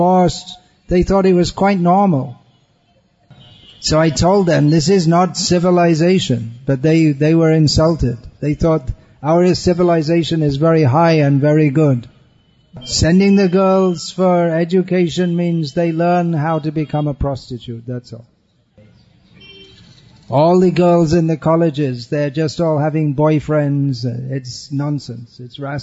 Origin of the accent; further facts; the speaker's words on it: England, United Kingdom; I'm from England